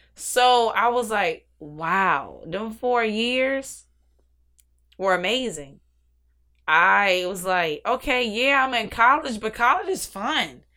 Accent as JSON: {"language": "English", "town": "Newport News", "region": "Virginia", "country": "United States", "tie": "born or raised there", "also_born_or_lived": "Arlington, Virginia", "said": "born and raised in Virginia"}